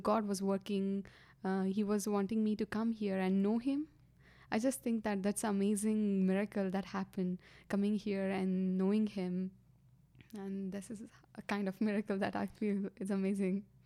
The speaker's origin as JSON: {"language": "English", "town": "Gadag", "region": "Karnataka", "country": "India", "tie": "born or raised there", "also_born_or_lived": "Hubli", "moved": "as an adult", "said": "I grew up in India, South, uh, India, that is Karnataka. And I was born in Gatdag, which is a small town"}